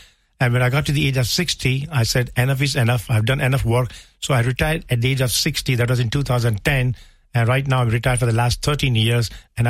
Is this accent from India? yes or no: yes; India; now in Limerick, Ireland; I'm originally from India.